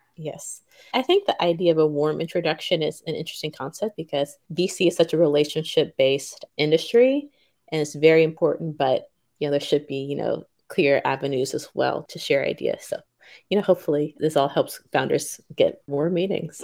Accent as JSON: {"language": "English", "town": "Memphis", "region": "Tennessee", "country": "United States", "tie": "born or raised there", "also_born_or_lived": "Stanford, California / Tokyo, Japan", "moved": "as an adult", "lives_now": "Japan", "said": "I was born and raised in Memphis, Tennessee, and came to Japan about three and a half years ago"}